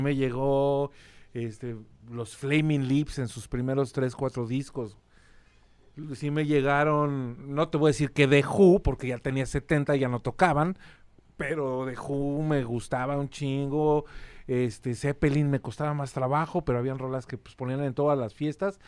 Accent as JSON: {"language": "Spanish", "region": "Mexico City", "country": "Mexico", "tie": "born or raised there", "also_born_or_lived": "Colonia Condesa, Mexico City / Querétaro", "said": "mi familia se mudó a la colonia Nápoles, donde crecí y de donde soy oriundo."}